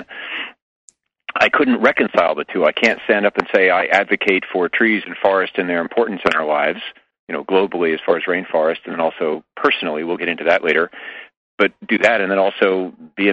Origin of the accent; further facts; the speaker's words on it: New York, United States; moved away as an adult; now in California, United States; I'm in California now, but I come from New York originally for the first 35 years of my life